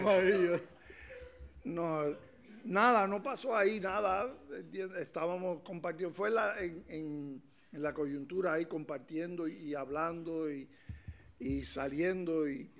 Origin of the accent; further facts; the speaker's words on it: Puerto Rico; now in A Coruña, Spain; soy de Puerto Rico, caribeño